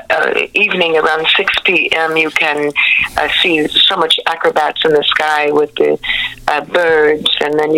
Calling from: New Smyrna Beach, Florida, United States; I am in Florida, in New Smyrna Beach.

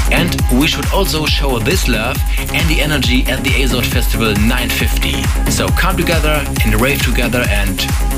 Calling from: Hamburg, Germany; English is a second language; from Hamburg, Germany, and I request

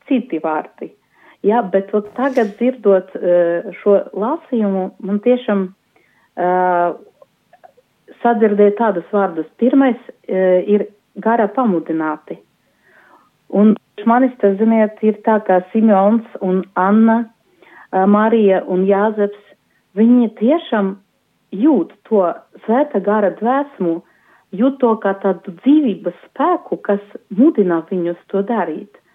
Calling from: Daugavpils, Latgale, Latvia; Esmu no Daugavpils, no kustības arī prosanktitāte.

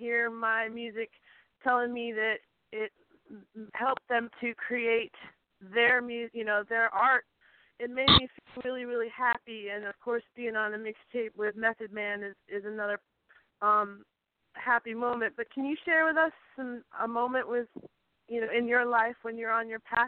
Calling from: Western Massachusetts, United States; calling from Western Massachusetts from the 413.

